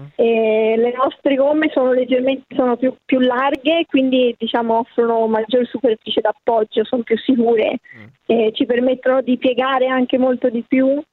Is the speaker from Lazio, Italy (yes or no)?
no; Florence, Tuscany, Italy; io sono di Firenze